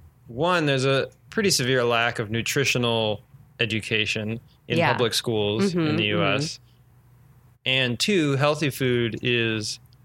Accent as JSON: {"language": "English", "region": "Indiana", "country": "United States", "moved": "yes", "lives_now": "Los Angeles, United States", "said": "where I'm from in Indiana"}